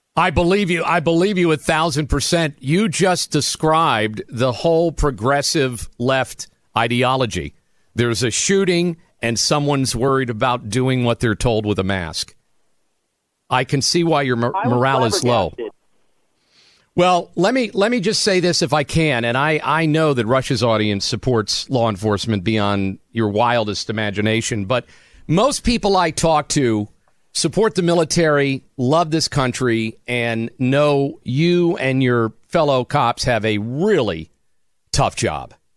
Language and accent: English; New Jersey, United States; born in Jersey